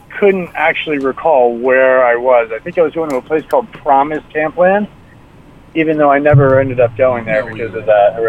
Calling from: Jersey City, New Jersey, United States; Jersey City.

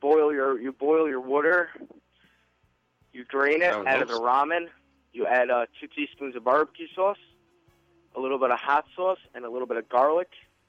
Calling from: New York City, New York, United States; I'm from New York City.

